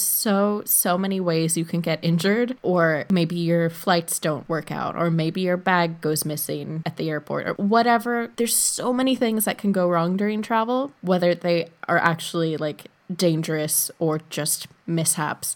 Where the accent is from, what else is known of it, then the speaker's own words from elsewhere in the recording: United States; moved away as an adult; I am an American citizen living abroad